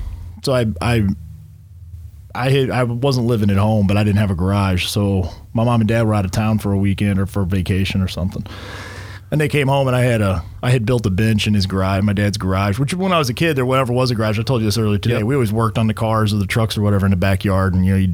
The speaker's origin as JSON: {"language": "English", "region": "Missouri", "country": "United States", "tie": "born or raised there", "moved": "yes", "said": "I come from Missouri"}